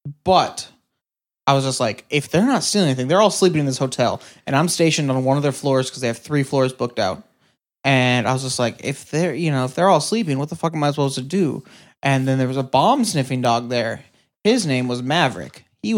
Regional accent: Ireland; Okay, so basically, moral of the story is our music's on Spotify and we're Irish?

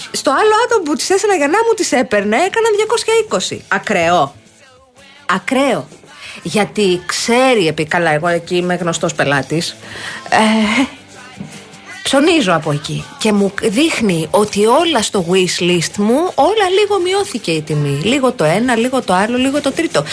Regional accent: Kounos, Peloponnese, Greece; moved away; Στο χωριό μου, στον κούνο

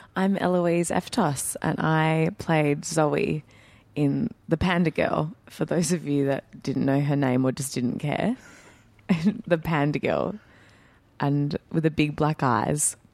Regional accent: Perth, Western Australia, Australia; I'm born and bred in Perth, but my family, the background is, uh, from Northern Greece, so Greek Macedonian

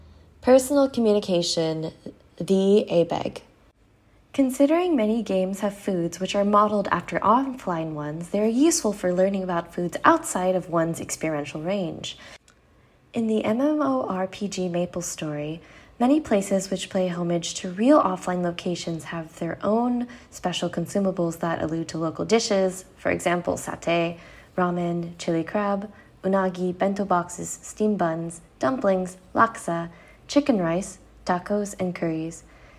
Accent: Germany; I don't get all of them because I am from Germany

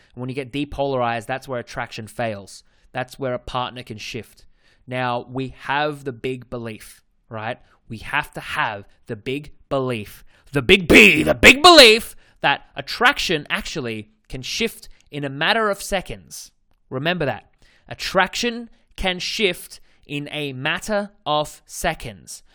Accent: Australia; accent: Australian; my Australian accent

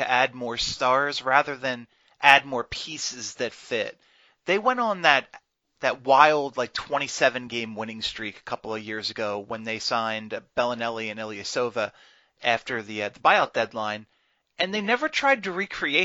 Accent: Philadelphia, Pennsylvania, United States; we are both from the Philadelphia area, spent a lot of time there

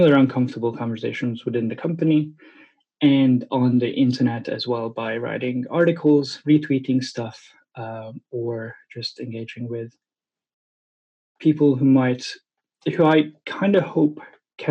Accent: Hungary; English is a second language; moved away as an adult; also born or lived in Brooklyn, New York, United States / New Zealand; now in Oxford, United Kingdom; I live in the UK, in Oxford City. But I was born in Hungary

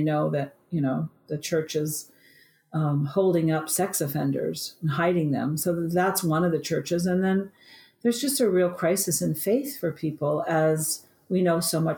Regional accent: Vancouver, British Columbia, Canada; in Vancouver, where I was born in Canada.

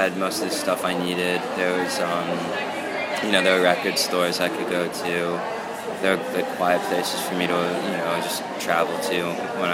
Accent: Reading, Pennsylvania, United States; I was born in Reading, Pennsylvania, which is a great place to be born. You know, I was born in a hospital. It's like 5 minutes from where I live now.

